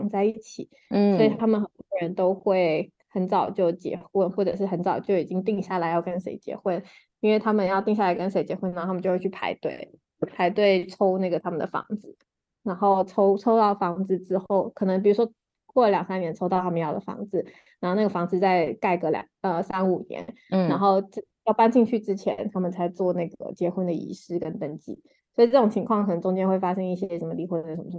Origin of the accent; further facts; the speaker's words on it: Taiwan; moved away as an adult; also born or lived in China; now in Singapore; 然后我现在人在新加坡，然后我是土生土长的台湾人，然后在呃台湾跟中国还有新加坡工作过